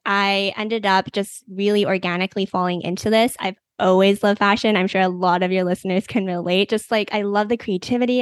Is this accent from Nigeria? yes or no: no; Canada; I am from Canada